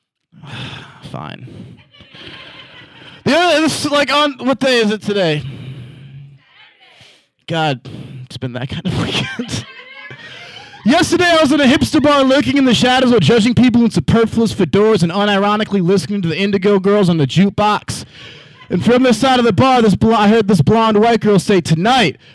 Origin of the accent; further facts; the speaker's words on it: Cleveland, Ohio, United States; moved away as an adult; now in Portland, United States; I just moved to Portland. I'm from Cleveland originally